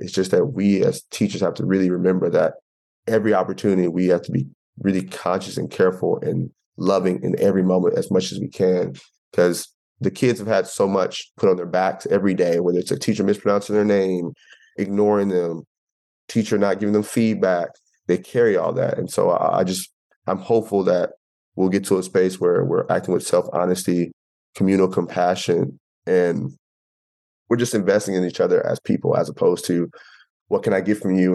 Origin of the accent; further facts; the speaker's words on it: Temple, Texas, United States; moved away; I'm from Temple, small town